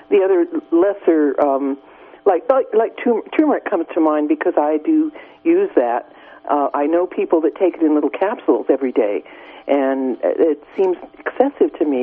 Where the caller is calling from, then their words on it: Garberville, California, United States; I'm uh, grateful for your show. Um, I, I'm from Garberville